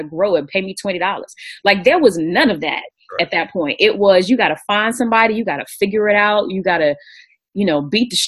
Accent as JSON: {"language": "English", "town": "Greensboro", "region": "North Carolina", "country": "United States", "said": "I'm definitely from Greensboro"}